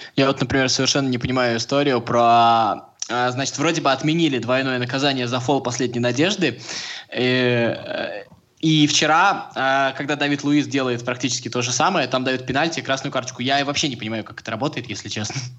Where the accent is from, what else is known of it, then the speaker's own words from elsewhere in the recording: Samara, Samara Oblast, Russia; я просто из Самары.